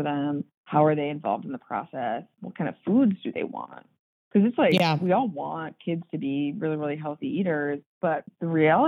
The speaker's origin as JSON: {"language": "English", "town": "Chicago", "region": "Illinois", "country": "United States", "tie": "born or raised there", "said": "Chicago, and I'm second generation. But so we both grew up here"}